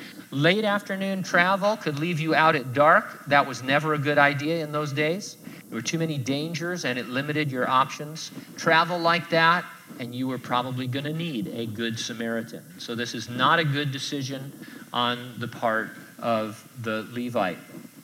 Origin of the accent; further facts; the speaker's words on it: San Bernardino, California, United States; I grew up in San Bernardino. I lived there my whole life, and we were going to an event.